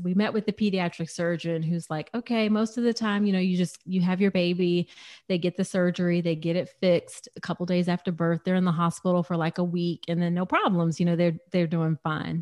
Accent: United States; I'm very distinctly American

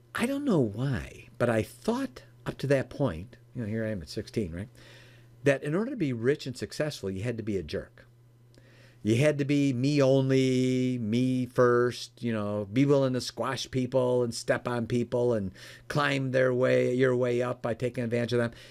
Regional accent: Chicago, Illinois, United States; now in Michigan, United States; I, live in Michigan now, uh, born and raised in the Chicagoland area

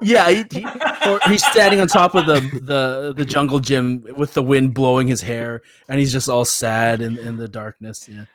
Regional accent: Canada; being Canadian

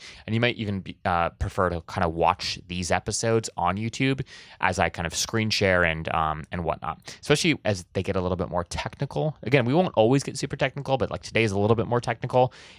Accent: Hawaii, United States; I have this weird thing where I grew up in Hawaii, and so people, we just said like guys for everything, right?

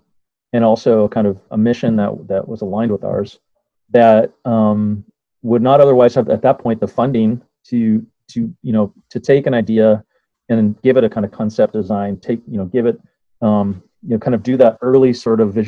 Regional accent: Winnipeg, Manitoba, Canada; moved away as an adult; also born or lived in Toronto, Canada / Kigali, Rwanda; now in London, United Kingdom; I came from Winnipeg and studied, I grew up in the prairies, studied architecture in Winnipeg and Toronto

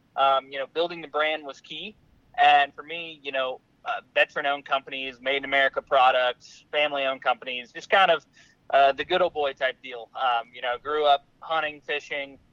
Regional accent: St. Louis, Missouri, United States; growing up in Missouri, right there on the Mississippi, uh, in St. Louis

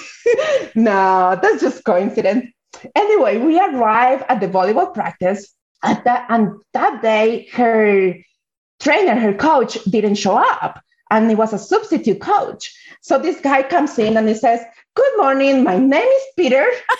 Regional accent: Colombia; moved away; I am originally from Colombia. So the majority of the population is Colombian

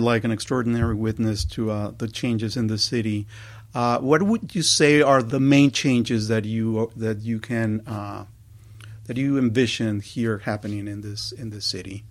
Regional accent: Mexico City, Mexico; moved away as an adult; now in Los Angeles, United States; I was born and raised in Mexico City, but, uh, came later, uh, as an adult to L

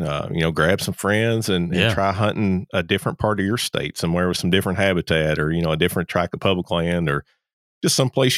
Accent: Kentucky, United States; I'm a transplant from Kentucky to Georgia.

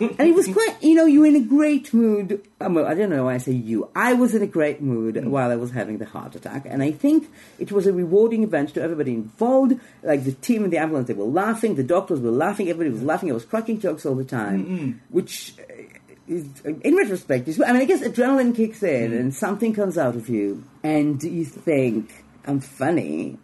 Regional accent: Jerusalem, Israel; English is a second language; moved away as an adult; now in London, United Kingdom; I was born in Jerusalem

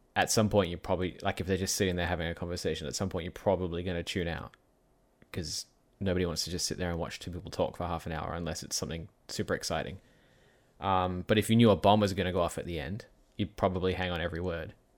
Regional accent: Perth, Western Australia, Australia; My hometown of Perth

